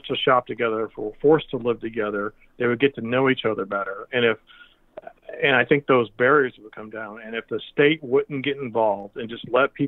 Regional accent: Mississippi Delta, United States; I grew up in the Mississippi Delta in a very poor area

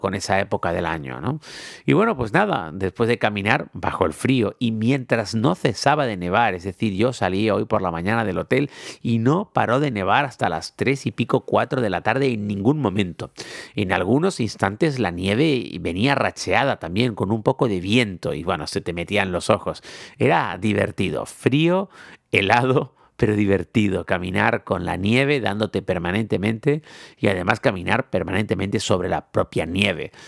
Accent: Tenerife, Canary Islands, Spain; soy de Tenerife

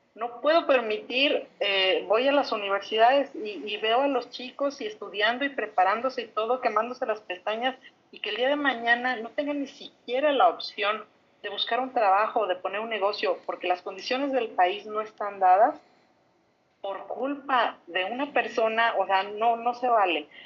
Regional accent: Mexico; como mexicanos

